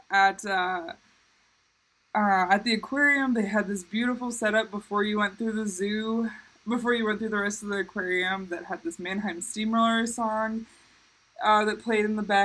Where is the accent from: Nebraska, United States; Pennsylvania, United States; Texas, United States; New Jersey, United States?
Nebraska, United States; Omaha; moved away as an adult; also born or lived in Chadron, Nebraska; now in Florida, United States; growing up in Omaha, Nebraska, I am a long ways away from the ocean